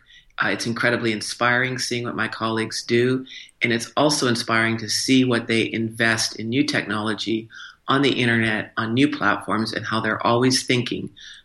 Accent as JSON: {"language": "English", "town": "Morrison", "region": "Illinois", "country": "United States", "tie": "born or raised there", "also_born_or_lived": "Canada / Schenectady, New York", "said": "because I'm actually a dual citizen. I was born in Canada, but my father worked for General Electric. So I grew up in Morrison, Illinois, Schenectady, New York."}